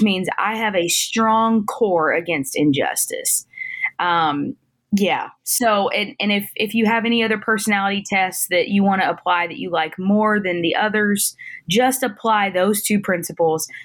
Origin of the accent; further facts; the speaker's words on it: the South, United States; moved away as an adult; now in Midwest, United States; I was born and raised in the South